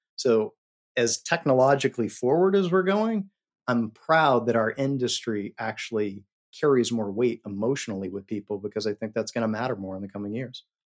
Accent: Colorado, United States; moved away as an adult; also born or lived in New York City; I'm from Colorado

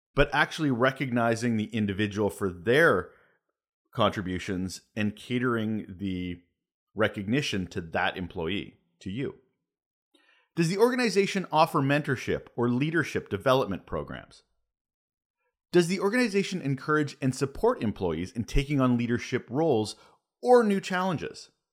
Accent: Canada; I'm Canadian

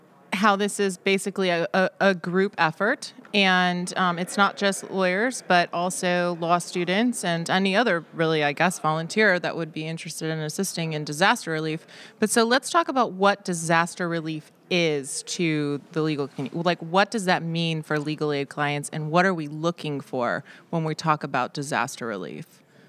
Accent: Florida, United States; I mean, I'm from Florida, and when Hurricane Irma hit, one of my offices flooded entirely

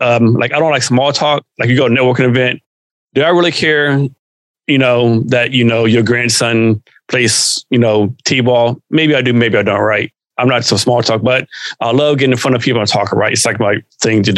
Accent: Central Texas, United States; moved away as an adult; also born or lived in Germany / South Korea / Vicenza, Italy; born and raised in Texas, grew up around Central Texas

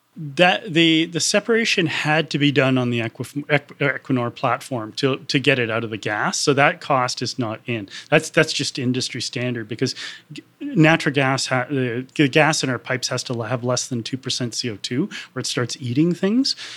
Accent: Canada; I'm Canadian

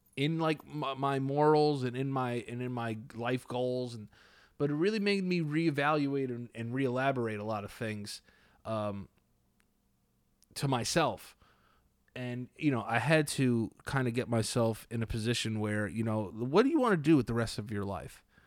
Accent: New York City, New York, United States; also born or lived in Fort Lauderdale, Florida; I'm from New York

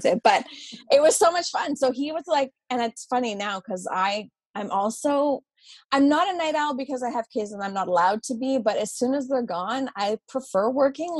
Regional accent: Ottawa, Ontario, Canada; moved away as an adult; now in Nova Scotia, Canada; I grew up in Ottawa

